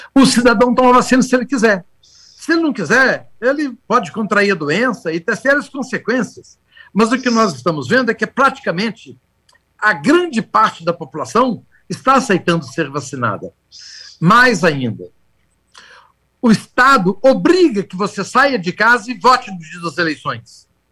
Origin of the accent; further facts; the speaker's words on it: Minas Gerais, Brazil; Mas eu sou mineiro